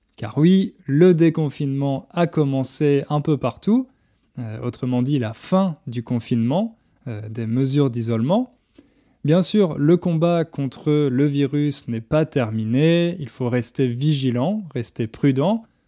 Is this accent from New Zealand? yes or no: no; France; en tant que Français, quand j'étais petit